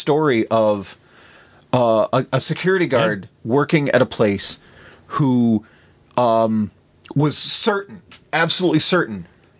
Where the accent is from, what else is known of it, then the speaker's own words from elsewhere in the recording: South Dakota, United States; Growing up in South Dakota